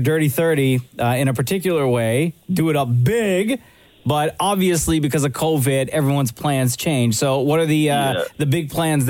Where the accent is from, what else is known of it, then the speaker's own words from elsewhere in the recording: Scarborough, Ontario, Canada; Oh, my hometown